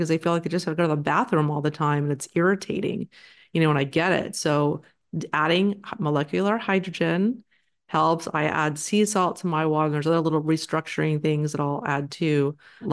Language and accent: English; Texas, United States; I'm from Texas